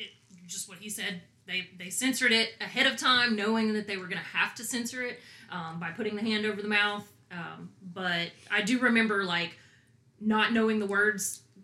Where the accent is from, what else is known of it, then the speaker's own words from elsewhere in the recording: Alabama, United States; we're from Alabama.